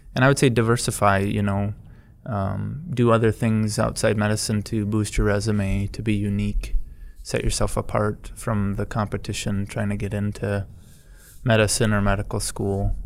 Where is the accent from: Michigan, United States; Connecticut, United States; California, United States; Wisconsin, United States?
Wisconsin, United States; Black River Falls; also born or lived in Milwaukee; I grew up in Black River